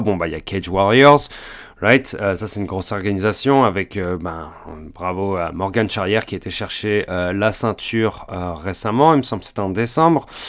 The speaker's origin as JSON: {"language": "French", "country": "France", "moved": "yes", "lives_now": "Montreal, Canada", "said": "je suis français, je suis canadien, euh, j'habite au Canada depuis environ 11 ans"}